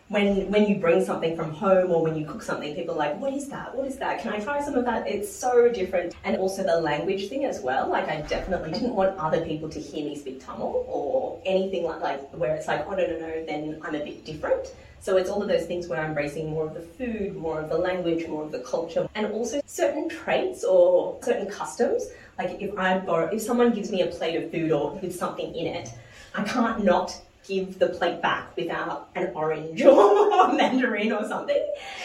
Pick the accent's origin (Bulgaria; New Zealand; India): New Zealand; accent: Kiwi; Oh, yeah. Although I definitely lost my Kiwi accent, I would say.